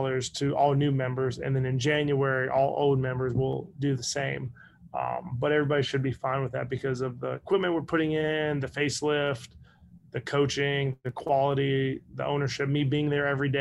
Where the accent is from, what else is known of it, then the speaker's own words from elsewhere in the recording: Northern Virginia, United States; now in Saraland, United States; I'm from Northern Virginia.